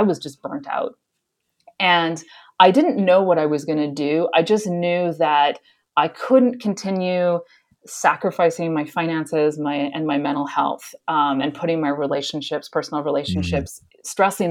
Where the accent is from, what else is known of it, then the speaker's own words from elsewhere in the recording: Southern Alberta, Canada; moved away as an adult; also born or lived in Ottawa, Canada / North Carolina, United States; I grew up in Southern Alberta